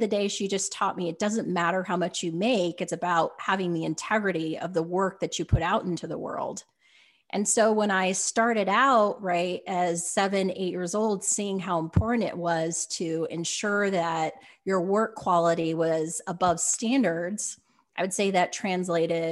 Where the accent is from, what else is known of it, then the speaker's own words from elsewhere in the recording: Utah, United States; growing up in Utah